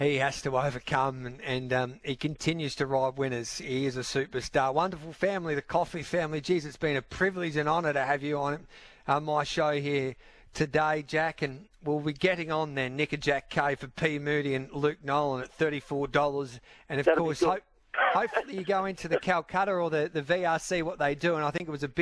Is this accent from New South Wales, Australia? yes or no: no; Birchip, Victoria, Australia; growing up in Birchip